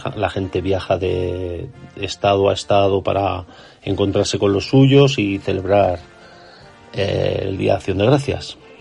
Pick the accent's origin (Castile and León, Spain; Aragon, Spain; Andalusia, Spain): Aragon, Spain; Zaragoza; now in Utah, United States; de Zaragoza, pero actualmente estoy viviendo en Utah